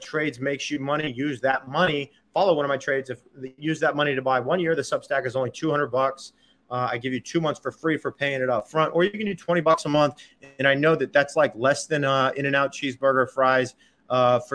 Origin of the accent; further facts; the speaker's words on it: Texas, United States; I'm a Texan